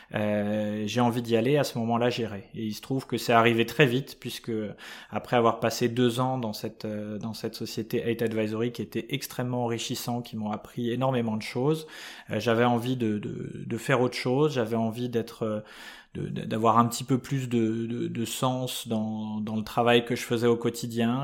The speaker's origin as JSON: {"language": "French", "area": "Paris suburbs", "region": "Île-de-France", "country": "France", "tie": "born or raised there", "said": "j'ai eu une enfance euh, totalement, euh, enfin assez classique, des, en banlieue parisienne"}